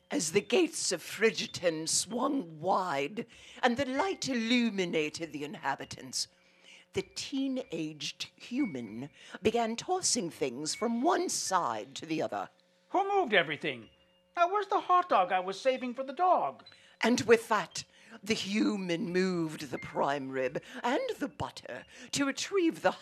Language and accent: English; Chicago, Illinois, United States; being a Chicagoan